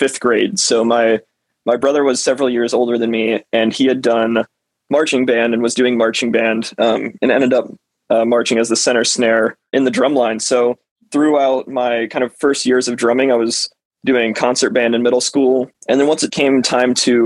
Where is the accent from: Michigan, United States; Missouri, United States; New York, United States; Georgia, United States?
Georgia, United States; South; I'm from South Georgia